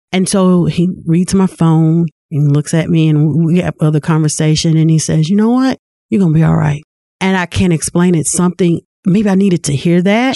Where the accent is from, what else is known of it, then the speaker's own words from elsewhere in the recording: Lewisville, Arkansas, United States; I was born and raised in Louisville, Arkansas.